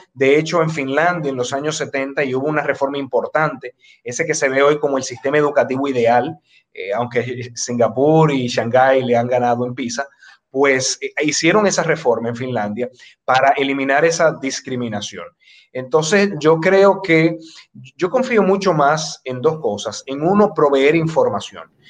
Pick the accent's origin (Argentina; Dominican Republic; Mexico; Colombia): Dominican Republic